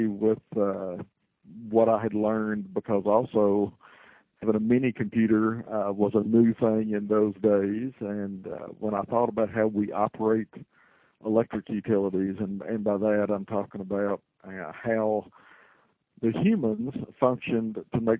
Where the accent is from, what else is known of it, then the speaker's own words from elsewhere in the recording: Glasgow, Kentucky, United States; I came back to my hometown. Glasgow was my hometown.